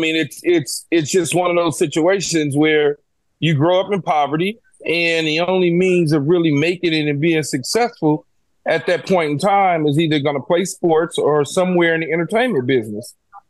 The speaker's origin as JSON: {"language": "English", "town": "Los Angeles", "region": "California", "country": "United States", "tie": "born or raised there", "said": "I grew up in South Central Los Angeles, all right? The poorest of the poorest."}